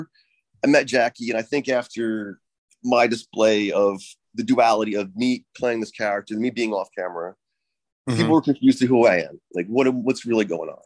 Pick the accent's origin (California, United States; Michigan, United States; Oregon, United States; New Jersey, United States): New Jersey, United States; now in New York, United States; I grew up in New Jersey. I'm very much a New Yorker